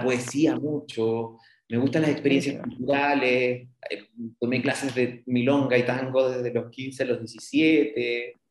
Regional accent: Loncoche, Araucanía, Chile; now in Valdivia, Chile; aunque nací en Loncoche, en la región de la Araucanía, mis raíces las he ido extendiendo en Valdivia y la región

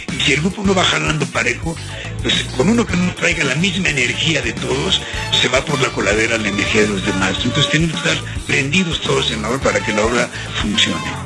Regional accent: Mexico City, Mexico; Soy de Feño, soy de la Corona Obrera. Soy ñero venido más

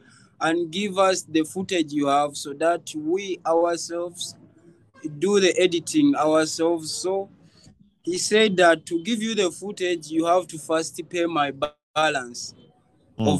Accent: Kampala, Central Region, Uganda; I grew up from Kasubi and I'm 21 years now

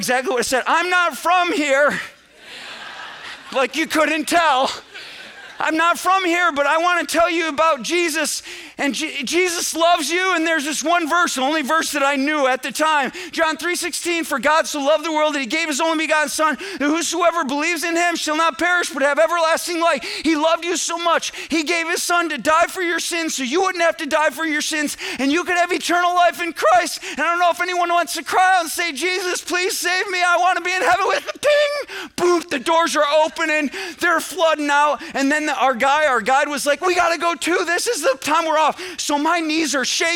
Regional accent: central New York, United States; I grew up in New York, central New York, but that's 6 hours from New York City

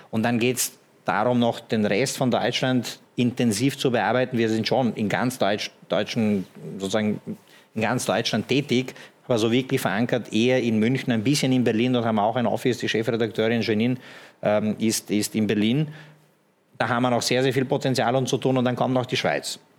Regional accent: Slovenia; Ich komme selber aus Slowenien, mein Papa aus Montenegro, bin im Ex-Jugoslawien da und dort gut vernetzt, sage ich mal.

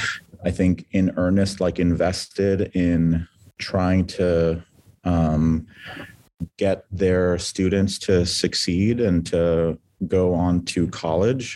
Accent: San Diego, California, United States; I was born and raised in San Diego, California.

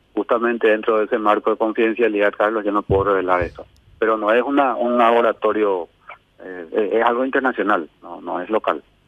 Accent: Paraguay; yo soy apenas un paraguayo

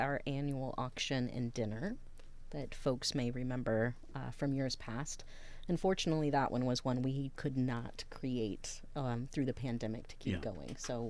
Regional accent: Texas, United States; also born or lived in Alaska / Canada; I was born in Texas, and I spent most of my life there, off and on. But we moved quite a bit as a kid.

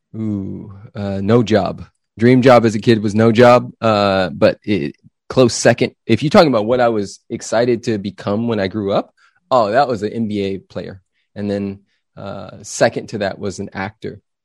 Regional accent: Los Angeles, California, United States; now in Austin, United States; I grew up in Los Angeles, California.

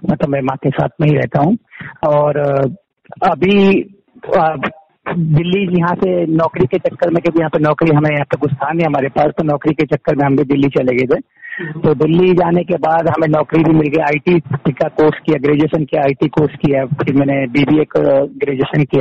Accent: Chhoti Bijli, Uttarakhand, India; मेरा जन्म ये यहाँ पे छोटी बिजली करके हमारा गांव है जीएम कसर ब्लॉक के अंदर आता है पौड़ी गढ़वाल में यहाँ

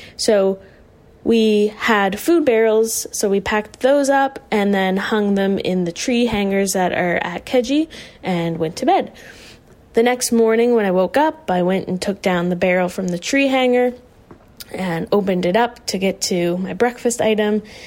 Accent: Whites Lake, Nova Scotia, Canada; now in Halifax, Canada; I'm from Whites Lake, Nova Scotia, currently residing in Halifax.

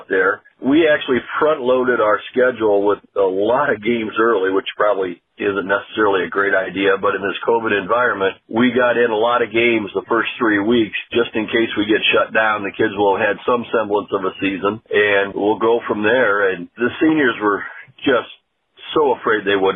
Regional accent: Fort Wayne, Indiana, United States; I grew up in Fort Wayne where there was no high school soccer

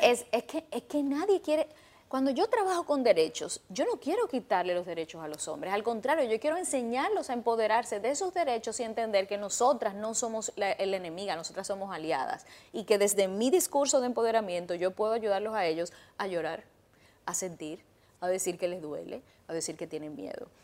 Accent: Dominican Republic; yo como dominicana

